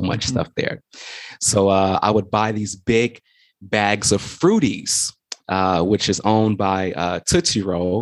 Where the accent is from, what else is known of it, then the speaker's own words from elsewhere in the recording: Chicago, Illinois, United States; I'm from Chicago, South Side, for anybody who's out there listening, representing the South Side of Chicago.